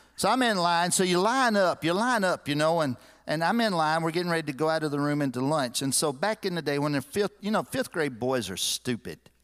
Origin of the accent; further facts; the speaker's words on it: Lexington, United States; moved away as an adult; I grew up in Lexington